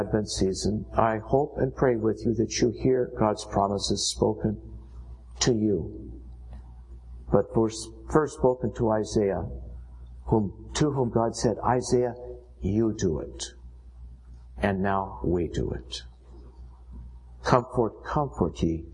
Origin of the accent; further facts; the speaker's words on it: United States